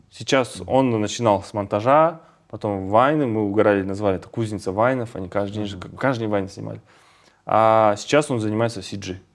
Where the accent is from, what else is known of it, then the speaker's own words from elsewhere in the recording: Kazakhstan; мы, казахи, очень креативный народ